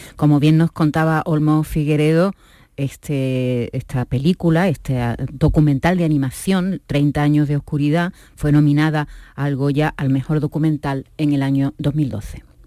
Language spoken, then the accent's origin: Spanish; Andalusia, Spain; accent: Andalusian; desde aquí, desde Andalucía y muchas veces con nuestro acento